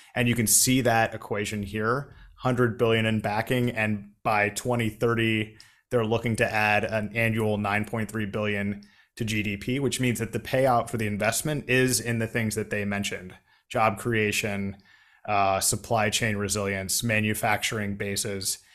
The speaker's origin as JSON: {"language": "English", "town": "McLean", "region": "Virginia", "country": "United States", "tie": "born or raised there", "said": "we grew up, like, like, half a mile from each other in McLean"}